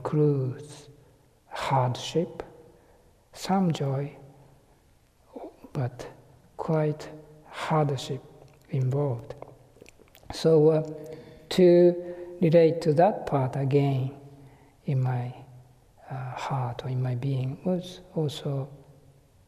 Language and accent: English; Japan; English is a second language; moved away as an adult; now in United Kingdom; being a Japanese, being Asian